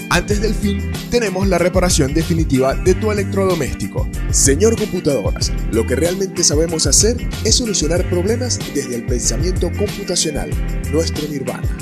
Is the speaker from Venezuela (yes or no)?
yes; Venezuela; mi país natal Venezuela